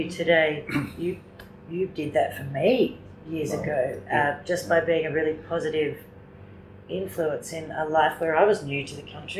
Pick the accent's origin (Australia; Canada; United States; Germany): Australia; Ringwood, Victoria; moved away; I'm from Ringwood.